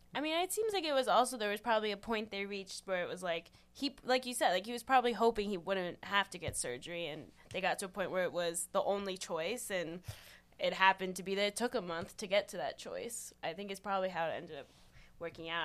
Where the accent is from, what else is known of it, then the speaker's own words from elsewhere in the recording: Pittsburgh, Pennsylvania, United States; moved away as an adult; also born or lived in Dallas / California; now in Charlotte, United States; I am also from Pittsburgh